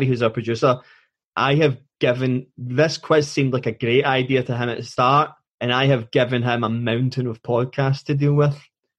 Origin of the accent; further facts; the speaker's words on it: Scotland, United Kingdom; being Scottish